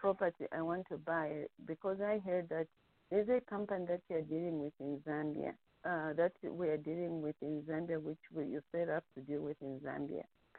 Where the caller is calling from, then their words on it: North Carolina, United States; I'm calling from North Carolina.